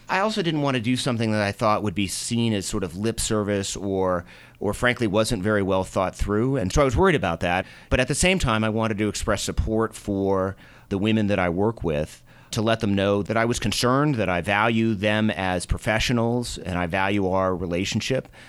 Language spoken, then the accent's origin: English; Boston, Massachusetts, United States; moved away as an adult; also born or lived in Minnesota / New York; now in Colorado, United States; I grew up in Boston.